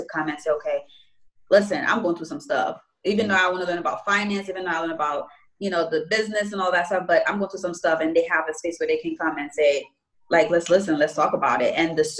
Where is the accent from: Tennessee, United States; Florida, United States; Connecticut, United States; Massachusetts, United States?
Connecticut, United States; now in New York, United States; I'm from Connecticut, even though I live in New York